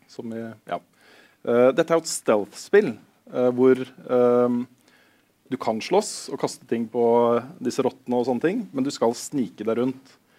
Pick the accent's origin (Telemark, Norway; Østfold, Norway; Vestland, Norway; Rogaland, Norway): Østfold, Norway; Moss; jeg er jo fra Moss til og med